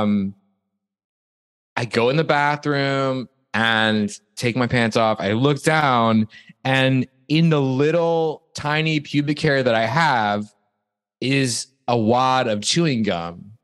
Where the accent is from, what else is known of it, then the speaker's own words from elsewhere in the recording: Toledo, Ohio, United States; moved away; I'm from a place called Toledo, Ohio, which is 40 minutes